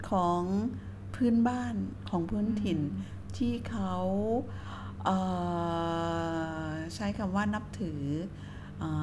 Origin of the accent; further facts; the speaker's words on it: Bangkok, Thailand; แม่ฉันอยู่กรุงเทพ ฉันเป็นคนกรุงเทพ